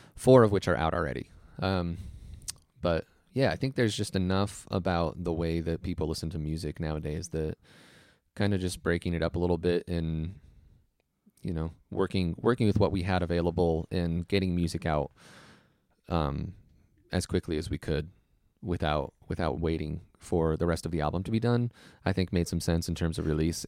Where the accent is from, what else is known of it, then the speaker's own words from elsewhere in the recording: Iowa, United States; also born or lived in San Jose, California; we moved to Iowa when I was one. So I'm not really, like, from there. I was just born there